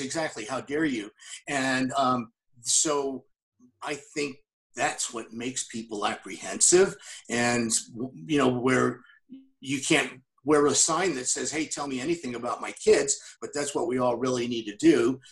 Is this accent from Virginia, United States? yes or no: no; Las Vegas, Nevada, United States; moved away; I grew up in Las Vegas